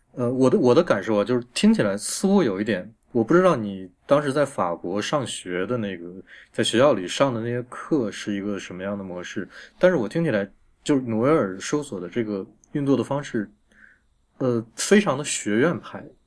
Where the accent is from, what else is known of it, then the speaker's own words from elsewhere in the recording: China; 我们中国人